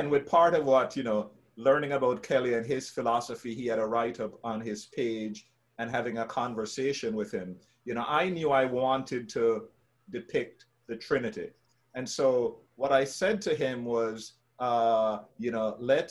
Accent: Jamaica; as a Jamaican, growing up in Jamaica, and as a Black man

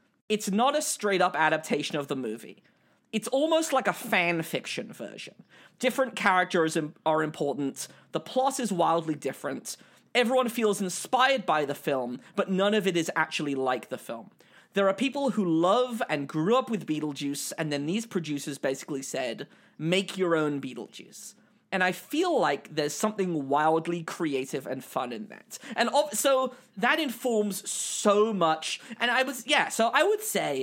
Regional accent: United States; in my teenage years, growing up in America in the 2000s

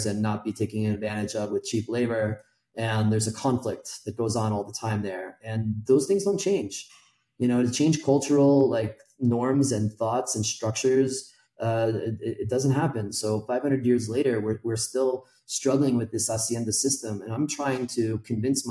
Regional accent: United States; moved away as an adult; now in Mexico City, Mexico; I'm American

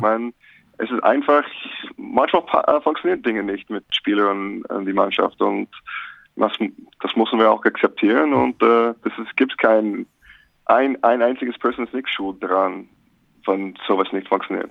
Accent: Alaska, United States; German is a second language; moved away as an adult; also born or lived in St. Augustine, Florida / Reno / Gmunden; now in Bonn, Germany; Ich bin in Alaska aufgewachsen

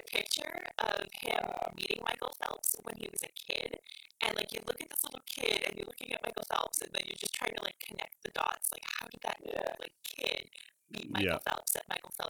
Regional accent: Canada; first language English; being a Canadian, most of my news outlets are giving me Canadian news.

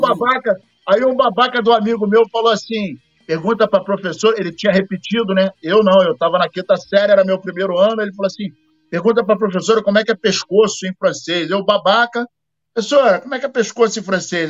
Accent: Rio de Janeiro, Brazil; Eu, quando era moleque, eu estudava em Laranjeiras

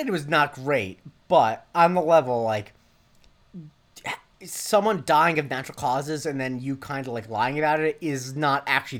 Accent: Punta Gorda, Florida, United States; my hometown, Ponte Gorda, Florida, is in the Charlotte Harbor

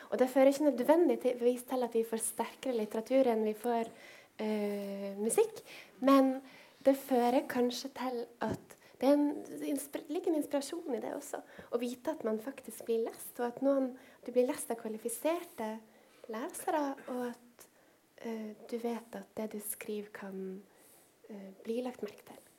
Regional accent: Nordland, Norway; Loften, der jeg kommer fra.

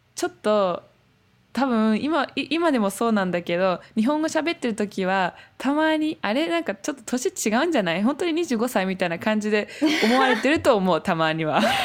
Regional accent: Germany; Japanese is a second language; also born or lived in Berlin; 今、ベルリンに住んでいて

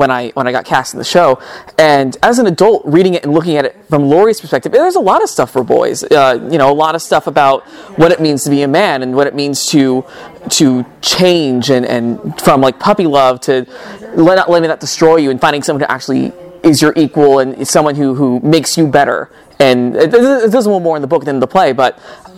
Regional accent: Murrieta, California, United States; also born or lived in Fullerton, California; I grew up in Murrieta, California, doing theater in high school over there

